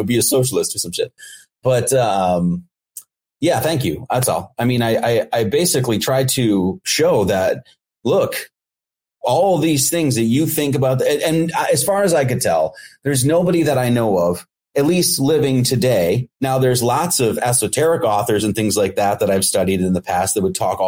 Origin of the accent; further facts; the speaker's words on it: Midwest, United States; I grew up in the Midwest